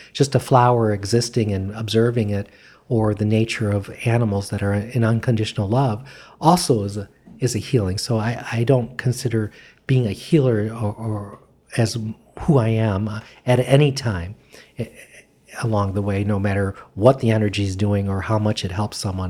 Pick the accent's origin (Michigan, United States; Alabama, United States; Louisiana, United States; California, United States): Michigan, United States; moved away as an adult; I was from Michigan